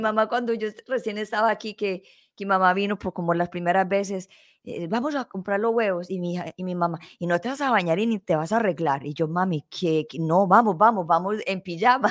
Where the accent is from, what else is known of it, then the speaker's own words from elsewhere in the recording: Colombia; nosotros somos colombianos